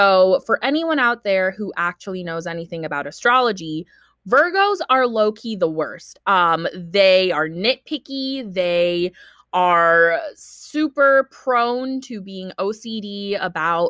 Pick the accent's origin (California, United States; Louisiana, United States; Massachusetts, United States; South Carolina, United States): California, United States; Bay Area; English is a second language; also born or lived in Philippines; I am from California, grew up here in the Bay Area. I immigrated here when I was 4 from the Philippines